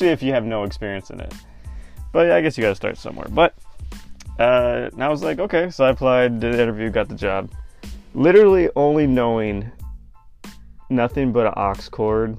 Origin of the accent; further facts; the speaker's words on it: California, United States; moved away as an adult; also born or lived in Arizona; I'm originally from California, but transferred to Arizona for school.